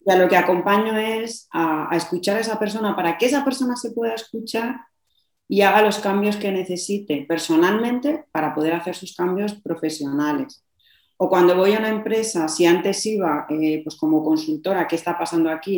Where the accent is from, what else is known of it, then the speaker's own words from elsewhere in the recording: Madrid, Community of Madrid, Spain; now in Logroño, Spain; Yo vivo en Logroño, aunque soy de Madrid